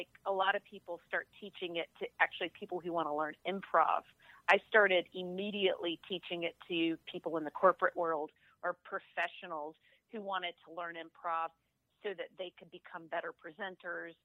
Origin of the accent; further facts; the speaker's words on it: Alabama, United States; moved away as an adult; now in Atlanta, United States; I'm from Alabama, so, you know, I got some redneck in me too.